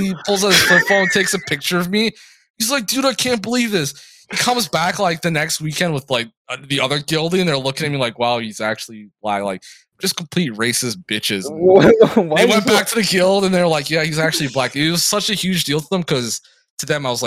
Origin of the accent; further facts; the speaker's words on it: Burnsville, Minnesota, United States; I'm from Burnsville.